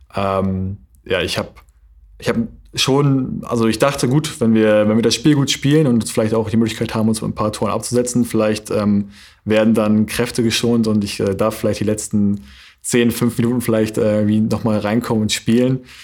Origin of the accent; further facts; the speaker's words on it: Flensburg, Schleswig-Holstein, Germany; also born or lived in Berlin / North Rhine-Westphalia; ich habe meine komplette Jugend äh, und Kindheit hier verbracht, hier oben. Deswegen ähm, würde ich eher sagen, dass ich Flensburger